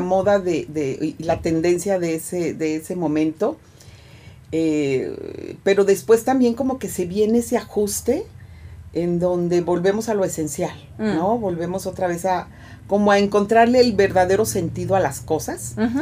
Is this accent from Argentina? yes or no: no; Veracruz, Mexico; Veracruz, que es mi pueblo